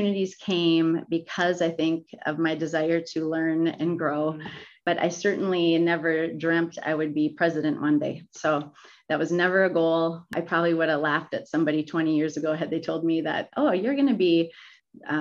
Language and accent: English; Minnesota, United States; I grew up in Minnesota